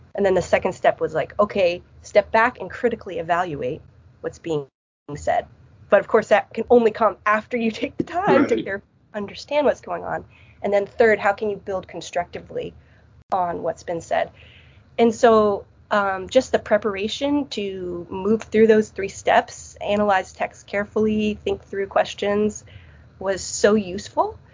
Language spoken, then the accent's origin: English; New Jersey, United States; accent: Midwestern; moved away as an adult; also born or lived in Illinois / Heidelberg, Germany; now in Michigan, United States; grew up in New Jersey and then I came out to the Midwest to live for my undergraduate degree at Wheaton College.